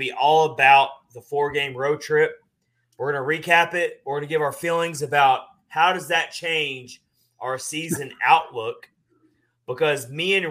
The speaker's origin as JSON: {"language": "English", "region": "the South", "country": "United States", "tie": "born or raised there", "said": "growing up in the South"}